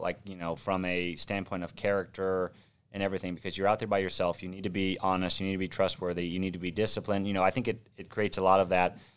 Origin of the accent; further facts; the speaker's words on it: Orange County, California, United States; also born or lived in Manhattan Beach, California; I grew up in Orange County, so just south of Los Angeles